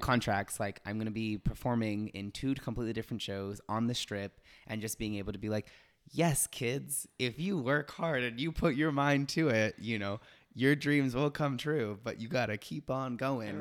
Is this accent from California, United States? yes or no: yes; Los Angeles, California, United States; moved away; I'm originally from Los Angeles